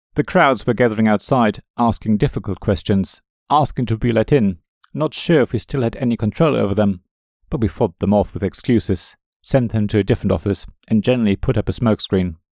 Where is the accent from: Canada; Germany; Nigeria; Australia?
Germany; West Germany; As a German growing up in the West